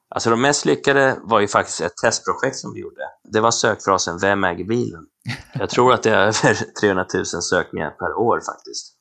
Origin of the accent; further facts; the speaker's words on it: Colombia; moved away; Jag är förvisso från Colombia.